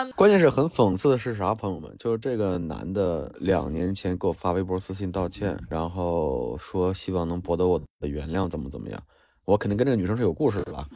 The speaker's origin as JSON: {"language": "Chinese", "region": "Henan", "country": "China", "moved": "yes", "said": "我们河南那边的学校打架"}